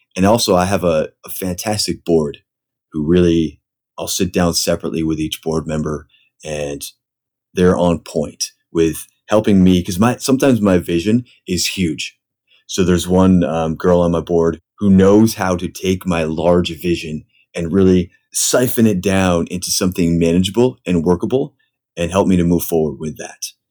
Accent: Pennsylvania, United States; moved away as an adult; now in San Diego, United States; I grew up actually in Pennsylvania

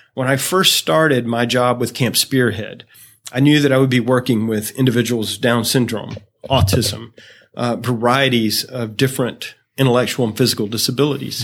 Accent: Greenville, South Carolina, United States; I am from Greenville, South Carolina

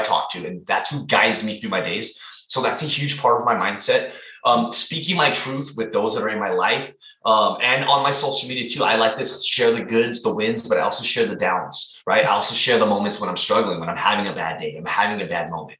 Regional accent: San Jose, California, United States; also born or lived in Hayward, California; I am from California, the Bay Area. I grew up in San Jose, but I'm currently living in Hayward, which is near Oakland

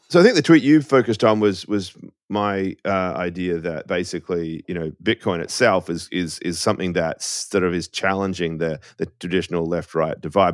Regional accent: Australia; moved away as an adult; now in United States

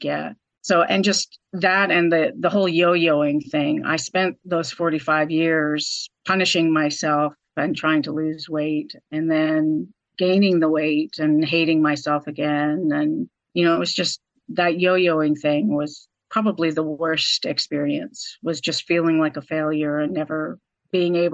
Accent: Vancouver, British Columbia, Canada; moved away as an adult; now in North Carolina, United States; I am originally from Vancouver, Canada. But I married my American husband about 25 years ago and moved to North Carolina

